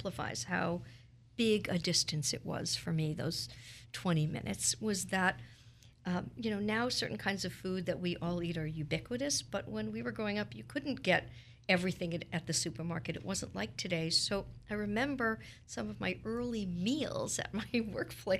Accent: New York City, New York, United States; moved away as an adult; now in Philadelphia, United States; I grew up in Brooklyn, which is part of New York City

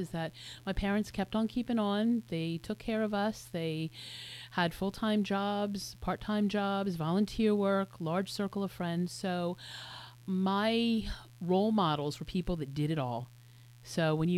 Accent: Willingboro, New Jersey, United States; I grew up in Willingboro, New Jersey, which is a suburb of Philadelphia

